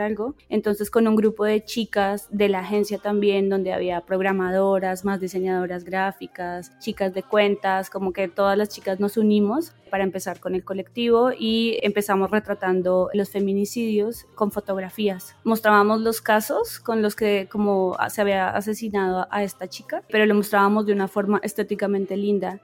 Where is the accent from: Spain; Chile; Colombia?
Colombia; moved away as an adult; now in Mexico; soy colombiana, pero vivo en México hace unos tres años